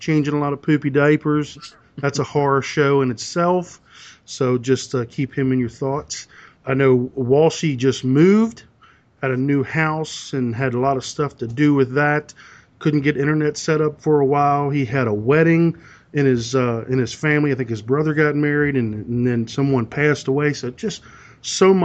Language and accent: English; Southern Maryland, United States; I hail from Southern Maryland on the East Coast